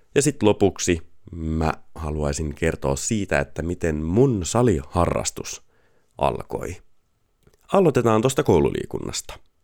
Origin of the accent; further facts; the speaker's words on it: Pori, Satakunta, Finland; Pori on mun rakas kotikaupunki. Sieltä mä olen kotoisin ja siellä mun sydän on